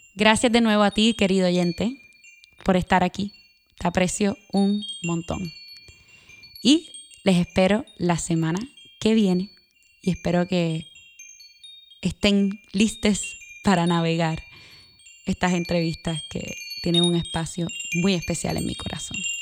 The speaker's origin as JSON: {"language": "Spanish", "country": "Puerto Rico", "tie": "born or raised there", "also_born_or_lived": "Northeastern United States", "moved": "as an adult", "said": "Nací y me crié en Puerto Rico, Viví en el noreste de los Estados Unidos por nueve años y regresé en el 2018."}